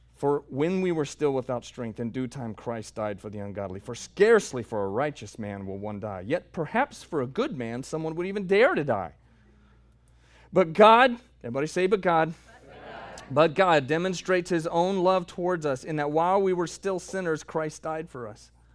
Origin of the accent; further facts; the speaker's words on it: the South, United States; I'm from the South